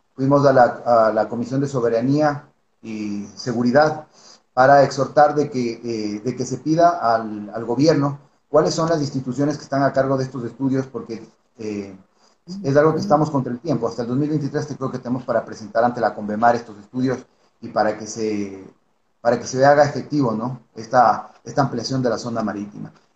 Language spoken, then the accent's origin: Spanish; Ecuador; como ecuatorianos